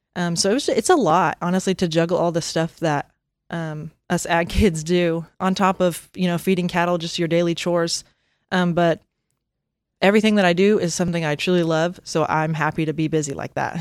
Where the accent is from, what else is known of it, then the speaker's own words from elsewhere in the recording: Bristow, Oklahoma, United States; my family, um, just recently sold the stockyards in Bristow, um, like, last year. Um, so that was my life, and I grew up there